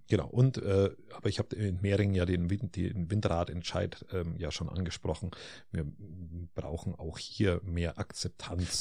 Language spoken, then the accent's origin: German; Bavaria, Germany; bei uns in Bayern